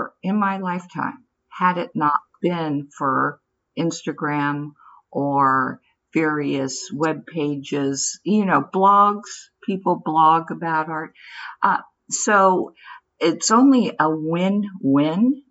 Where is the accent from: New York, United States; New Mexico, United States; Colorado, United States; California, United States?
California, United States; San Francisco; I grew up in San Francisco